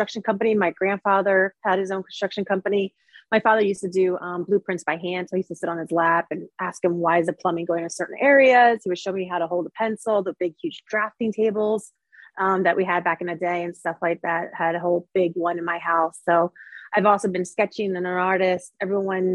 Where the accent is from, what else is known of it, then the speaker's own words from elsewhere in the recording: Philadelphia, Pennsylvania, United States; also born or lived in Seattle, Washington; now in Charleston, United States; My both parents are from Brazil. But I was born in Philadelphia